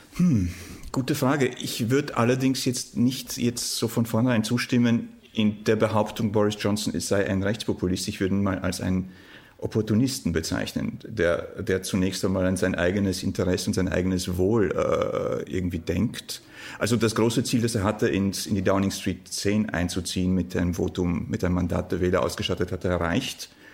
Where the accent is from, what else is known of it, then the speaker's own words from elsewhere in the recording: Warsaw, Masovian Voivodeship, Poland; moved away; ich komme ja ursprünglich aus Warschau